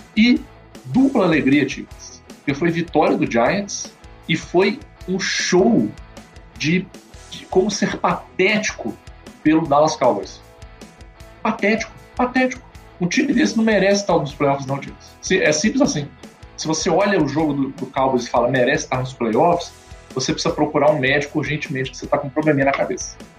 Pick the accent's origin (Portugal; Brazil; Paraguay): Brazil; como bom brasileiro